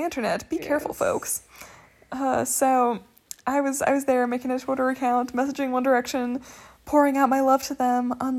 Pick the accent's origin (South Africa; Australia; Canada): South Africa; I had on there that I was from South Africa.